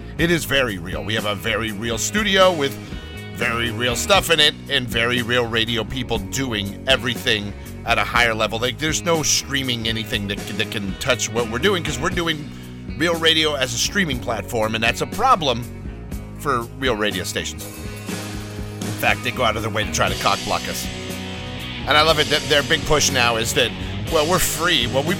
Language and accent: English; Los Angeles, California, United States; You're like, …, you have no southern accent. Yeah, well, that's because I grew up in Los Angeles.